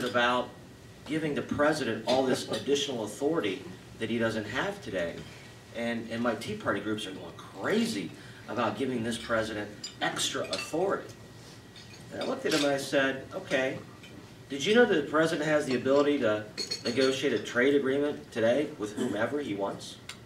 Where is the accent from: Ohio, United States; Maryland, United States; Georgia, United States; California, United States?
Ohio, United States; I come from Ohio